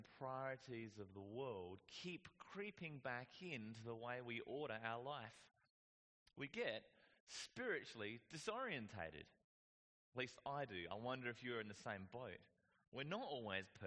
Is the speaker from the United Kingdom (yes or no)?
no; Whyalla, South Australia, Australia; I grew up in Whyalla.